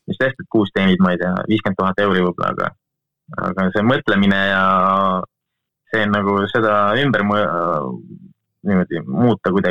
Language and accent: Estonian; Rahinge, Tartu County, Estonia; mina olen Rahingelt pärit, Rahinge mitte külast, vaid isegi, jah, Rahinge külast äh, mitte külast seest, vaid kuskilt küla, küla nurgas